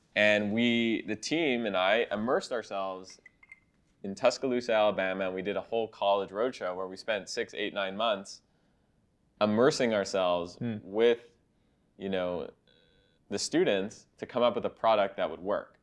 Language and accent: English; Canada; I'm Canadian